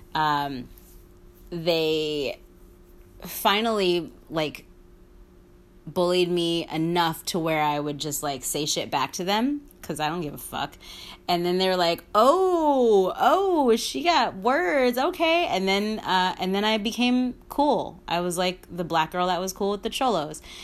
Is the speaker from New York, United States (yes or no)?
yes; New York City, New York, United States; I'm from the fucking Bronx